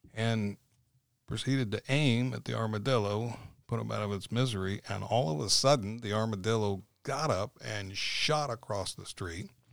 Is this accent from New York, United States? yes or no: no; St. Petersburg, Florida, United States; also born or lived in Pasco County, Florida; I was born and raised in Saint Petersburg, so I'm a true Floridian